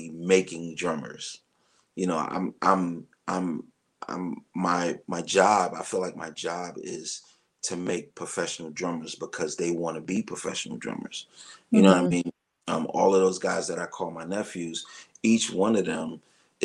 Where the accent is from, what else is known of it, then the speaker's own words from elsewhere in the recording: New York City, New York, United States; I'm a kid from Brooklyn. I came from Brooklyn playing my drums in my grandmother's house